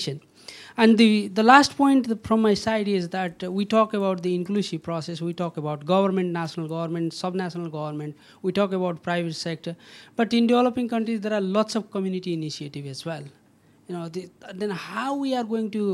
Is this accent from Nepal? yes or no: yes; Nepal; I'm from Nepal.